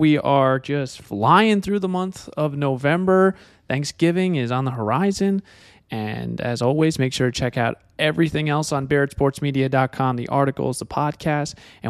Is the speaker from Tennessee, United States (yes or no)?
no; New Jersey, United States; I grew up in New Jersey